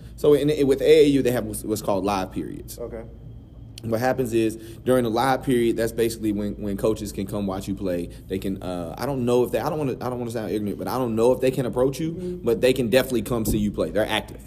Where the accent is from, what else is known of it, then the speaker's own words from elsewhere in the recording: North Carolina, United States; I'm from North Carolina